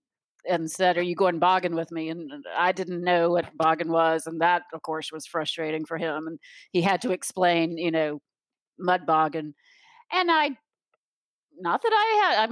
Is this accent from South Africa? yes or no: no; Raleigh, North Carolina, United States; moved away as an adult; also born or lived in Chapel Hill; now in Florida, United States; I grew up in Raleigh. My whole, till I was 18, went to Chapel Hill